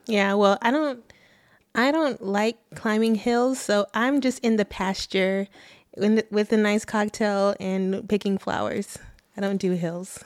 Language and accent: English; Arlington, Texas, United States; also born or lived in Mansfield, Texas; I'm from Arlington, Texas